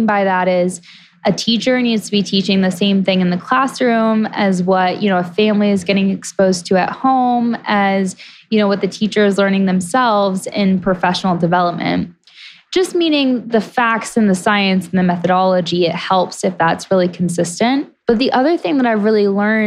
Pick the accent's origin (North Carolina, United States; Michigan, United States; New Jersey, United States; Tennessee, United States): Tennessee, United States; now in Montana, United States; my hometown in Tennessee